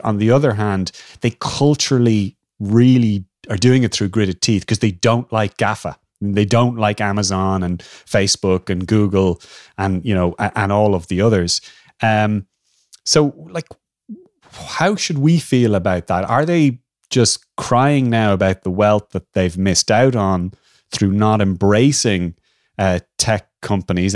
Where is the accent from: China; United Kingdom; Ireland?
Ireland